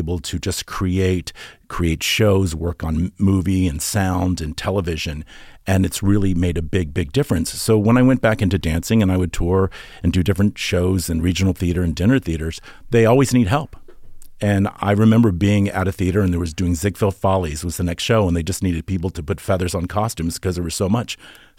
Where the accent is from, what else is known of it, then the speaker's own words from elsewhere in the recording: Norfolk, Virginia, United States; I'm from Norfolk, Virginia. My dad was in the Navy, and we were in, I grew up in this small little town